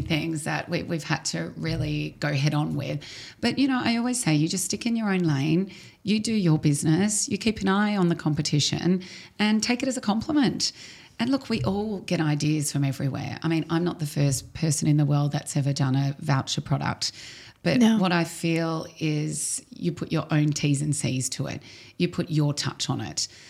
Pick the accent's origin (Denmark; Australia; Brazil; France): Australia; Melbourne, Victoria; moved away as an adult; now in Dubai, United Arab Emirates; I'm from Australia, I'm from Melbourne